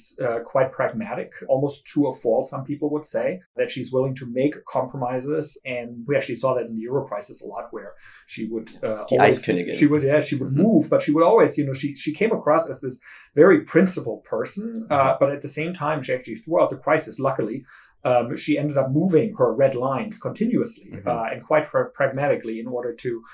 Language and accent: English; Germany; I grew up in Germany, where Helmut Kohl became chancellor when I was a pretty small child